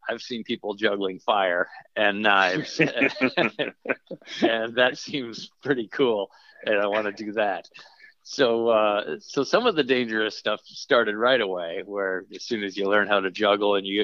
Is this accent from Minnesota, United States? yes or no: yes; Minnesota, United States; I grew up in Minnesota